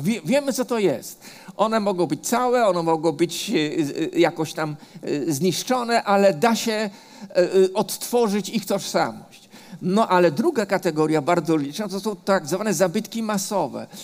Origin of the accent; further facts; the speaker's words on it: Warsaw, Masovian Voivodeship, Poland; ja jako dziecko, bo ja się urodziłem na Muranowie